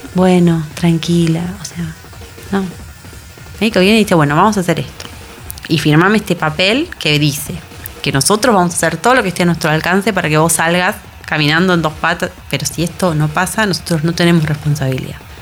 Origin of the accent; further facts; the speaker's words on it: Buenos Aires, Argentina; caminé por Belgrano como había caminado por Belgrano miles de veces durante los 26 años que viví ahí